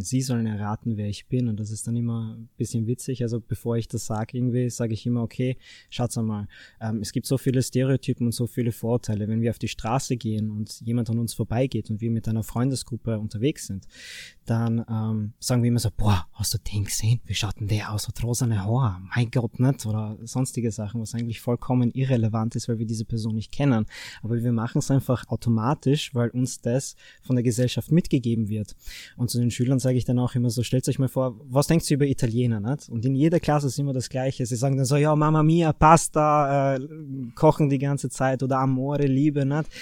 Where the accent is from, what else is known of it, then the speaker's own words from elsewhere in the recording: Fürstenfeld, Styria, Austria; ich bin 25, komme aus Fürstenfeld